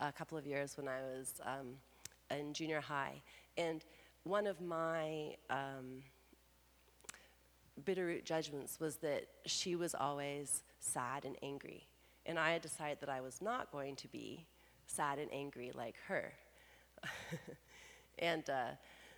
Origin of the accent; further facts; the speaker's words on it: Canada; Being Canadian